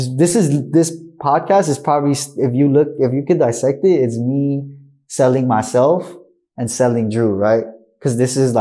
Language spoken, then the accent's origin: English; Compton, California, United States; I'm from Compton, California.